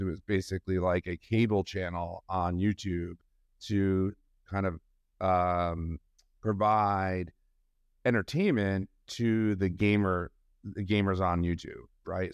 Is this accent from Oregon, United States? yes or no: no; New York, United States; also born or lived in Massachusetts; I grew up in New York. Um, I uh, grew up outside the city